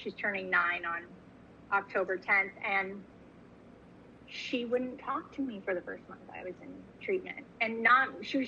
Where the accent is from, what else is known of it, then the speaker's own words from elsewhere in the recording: California, United States; also born or lived in New York; I was born in New York, grew up in California, back to New York, back to California, with some other cities sprinkled in there as well.